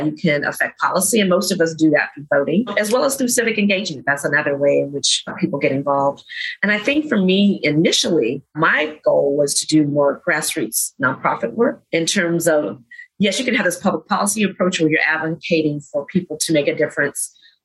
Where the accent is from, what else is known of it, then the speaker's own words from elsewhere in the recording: North Carolina, United States; I grew up here in North Carolina